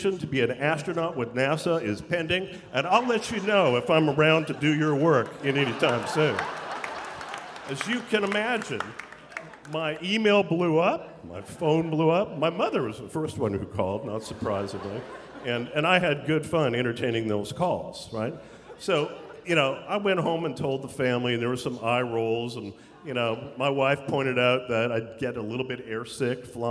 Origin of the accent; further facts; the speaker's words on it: Canada; that I'm Canadian.